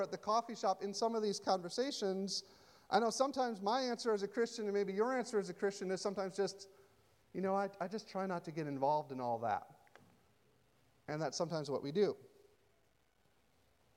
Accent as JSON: {"language": "English", "country": "United States", "said": "as an American"}